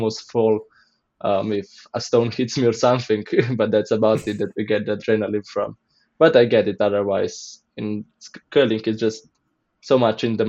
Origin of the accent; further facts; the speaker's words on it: Blejska Dobrava, Upper Carniola, Slovenia; I'm from Slovenia and I'm from a region called Gorenska and a small village called Blejska Dobrava